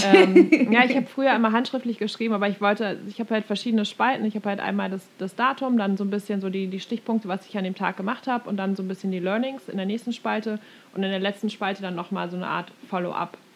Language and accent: German; Germany; now in United States; als Deutsche